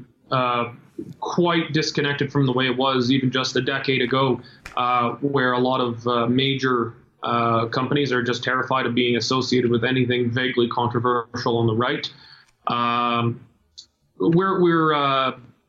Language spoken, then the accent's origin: English; Canada; I'm born a Canadian